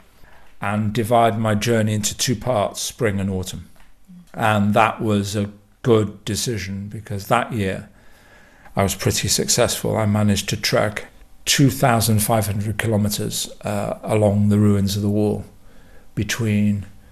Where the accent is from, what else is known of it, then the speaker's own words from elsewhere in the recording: United Kingdom; moved away; I'm from Britain